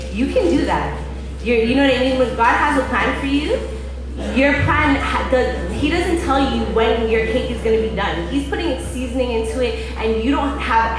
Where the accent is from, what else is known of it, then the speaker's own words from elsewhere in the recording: Toronto, Ontario, Canada; I'm from the East End as well